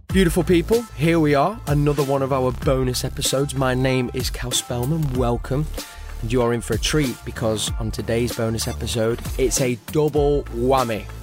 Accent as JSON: {"language": "English", "town": "Manchester", "region": "North West England", "country": "United Kingdom", "tie": "born or raised there", "said": "my hometown, Manchester"}